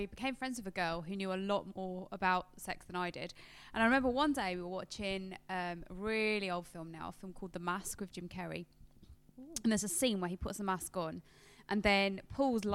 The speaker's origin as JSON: {"language": "English", "country": "United Kingdom", "said": "we're British"}